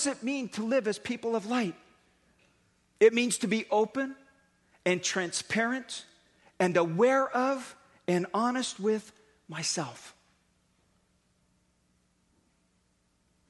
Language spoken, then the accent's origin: English; Daly City, California, United States; I grew up in Daly City